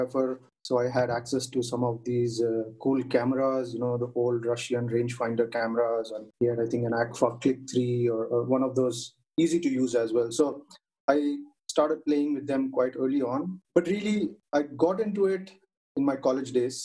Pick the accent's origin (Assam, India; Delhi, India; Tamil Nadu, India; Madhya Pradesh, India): Tamil Nadu, India; Chennai; I grew up in Chennai